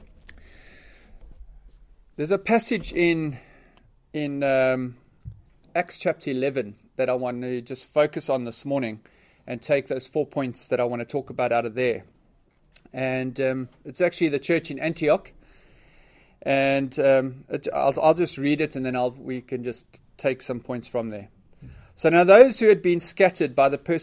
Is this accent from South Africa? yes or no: yes; Port Elizabeth, Eastern Cape, South Africa; I was born and bred in South Africa in a city called Port Elizabeth